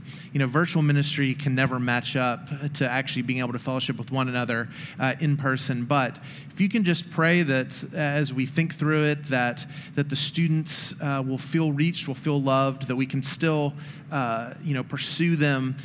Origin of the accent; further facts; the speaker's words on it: Memphis, Tennessee, United States; growing up in Memphis, one of the things you learn about, in elementary and high school is the yellow fever epidemic